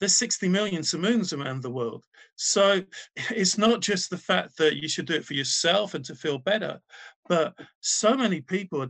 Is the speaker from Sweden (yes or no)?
no; Wales, United Kingdom; I'm from Wales